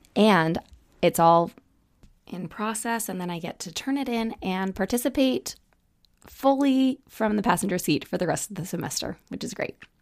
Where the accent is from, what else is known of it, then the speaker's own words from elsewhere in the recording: Utah, United States; I grew up in Utah